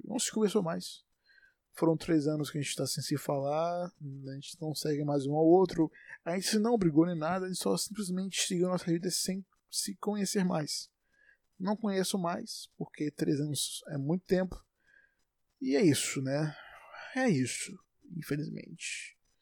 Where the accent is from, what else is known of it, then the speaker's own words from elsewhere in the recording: Salvador, Bahia, Brazil; sou de Salvador, Bahia